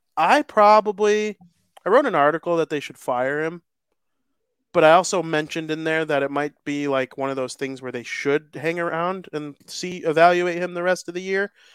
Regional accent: United States; I'm American. I'm proud to be American

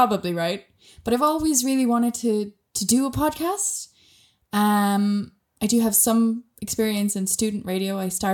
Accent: Ireland; accent: Irish; moved away; I'm Irish, as I'm not sure if you'll be able to tell from my accent. A lot of people can. Some people really can't because I haven't lived in Ireland in many years now, actually.

